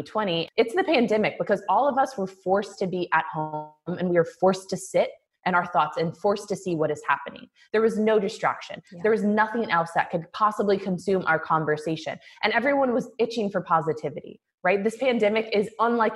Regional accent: Kansas City, Missouri, United States; moved away; I grew up in Kansas City, Missouri.

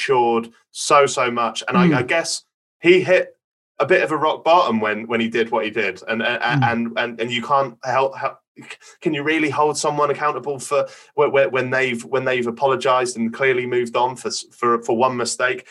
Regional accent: Norwich, East of England, United Kingdom; accent: Norfolk; I'm from Norwich. As you can tell by my Norfolk accent.

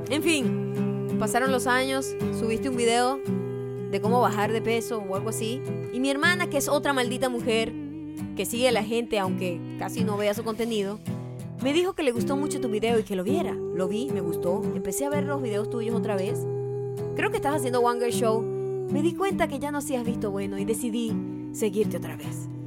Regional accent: Venezuela; moved away as an adult; also born or lived in Dublin; now in Madrid, Spain; me hizo recordar mi primera entrevista de trabajo en Madrid. Yo {S2} venía de Dublín {S0} pero soy de Venezuela.

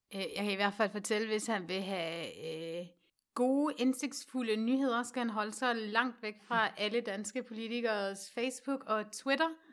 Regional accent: West Jutland, Central Denmark Region, Denmark; nu er jeg jo fra Vestjylland

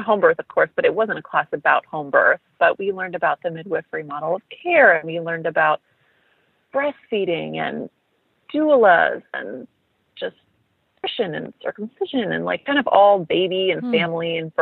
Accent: Midwest, United States; also born or lived in Bloomington, Indiana; I am a Midwestern girl originally. I grew up in the Midwest.

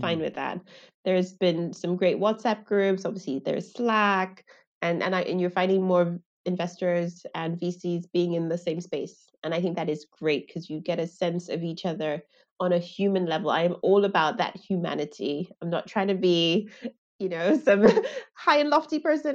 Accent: Lagos, Nigeria; I grew up in Lagos

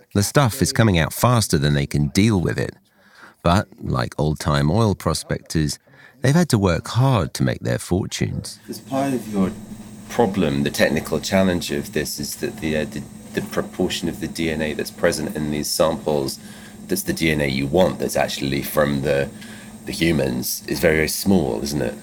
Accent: Essex, East of England, United Kingdom; born or raised there

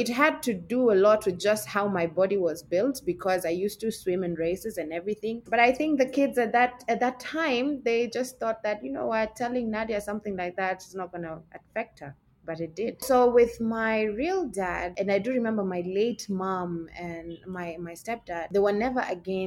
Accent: Mombasa, Mombasa County, Kenya; also born or lived in Malaysia; I am from Kenya. So I grew up on the coastal line of Kenya, which is Mombasa. I was born, I was raised, I schooled

